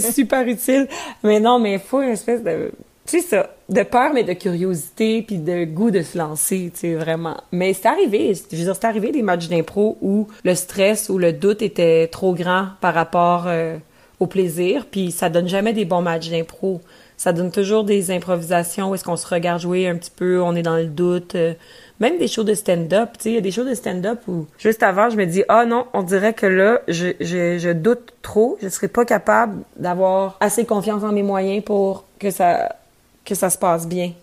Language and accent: French; Quebec, Canada; accent: Québécois; first language French